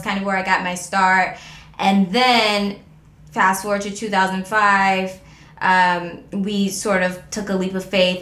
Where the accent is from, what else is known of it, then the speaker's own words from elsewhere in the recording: Cleveland, Ohio, United States; moved away; I'm from Cleveland.